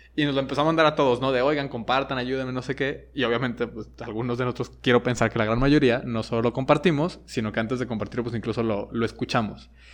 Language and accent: Spanish; Guadalajara, Jalisco, Mexico; also born or lived in Monterrey / Mexico City; viví en Monterrey, viví en el DF, aunque soy de aquí de Guadalajara y ahora vivo en Guadalajara